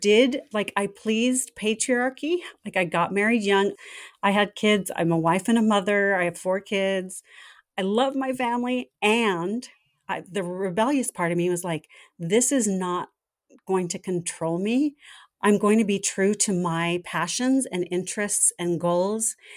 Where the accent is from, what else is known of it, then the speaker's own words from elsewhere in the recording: Southern California, United States; I grew up in Southern California, right in the heart of the entertainment industry